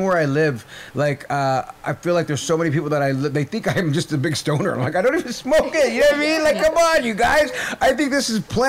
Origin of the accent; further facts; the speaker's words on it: Nebraska, United States; Dope. I'm Winnebago from Nebraska.